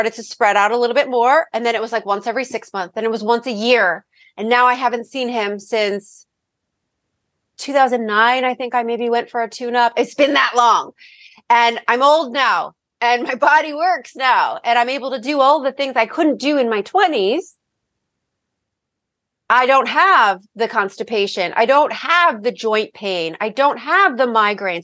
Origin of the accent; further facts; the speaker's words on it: Freehold, New Jersey, United States; I grew up in Freehold.